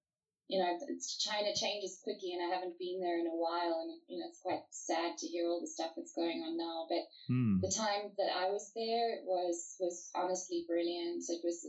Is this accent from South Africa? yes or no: yes; South Africa; also born or lived in France / Central Africa; I was actually born in France, I was born in Paris. My dad was a diplomat, so we were kind of shunted around the world for a while, playing spy games. So after France, we lived in Central Africa for, I think, just under 2 years.